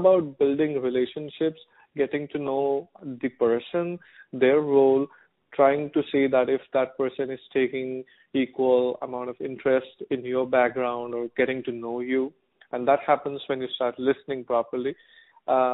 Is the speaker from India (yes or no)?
yes; India; moved away as an adult; now in United States; I am from India